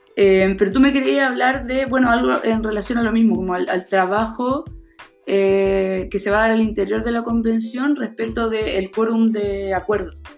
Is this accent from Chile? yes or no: yes; Valparaíso, Chile; nosotros somos de Valparaíso.